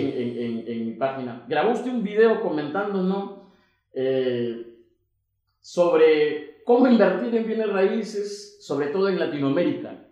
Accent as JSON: {"language": "Spanish", "region": "Piura", "country": "Peru", "said": "yo soy de Piura"}